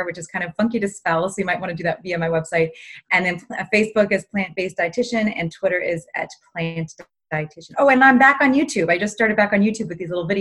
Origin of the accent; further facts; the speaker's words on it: Los Angeles, California, United States; I grew up in Los Angeles, and like many Los Angelinos do, we are in the Hollywood world